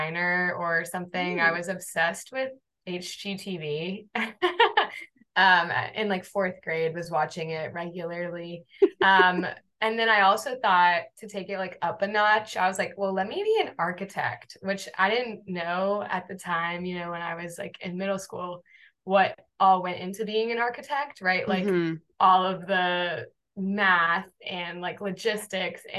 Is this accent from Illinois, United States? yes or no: no; North Carolina, United States; moved away as an adult; also born or lived in Arlington, Virginia / Washington, D.C.; now in New York City, United States; was born and raised in North Carolina.